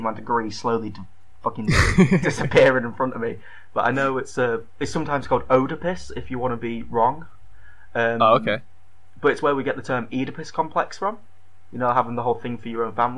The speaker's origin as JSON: {"language": "English", "town": "Grimsby", "region": "Yorkshire and the Humber", "country": "United Kingdom", "said": "I'm from Grimsby."}